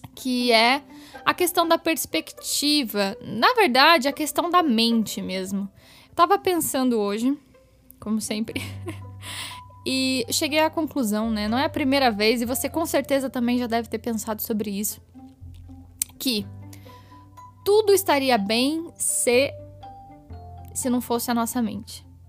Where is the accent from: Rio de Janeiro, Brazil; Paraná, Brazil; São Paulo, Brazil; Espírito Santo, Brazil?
Paraná, Brazil; Curitiba; E eu nasci em Curitiba, eu moro aqui em Curitiba